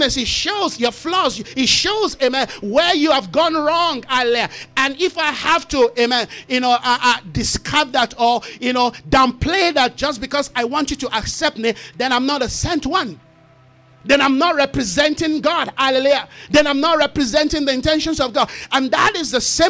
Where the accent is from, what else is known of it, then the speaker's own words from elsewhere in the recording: Nigeria; from where I come from as a Nigerian